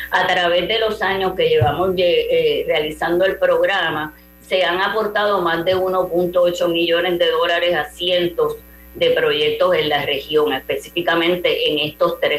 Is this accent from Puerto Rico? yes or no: yes; Puerto Rico; y yo que, como puertorriqueña no pronuncio mucho la e, S, lo enfatizo para que sepan que es en plural donativos ambientales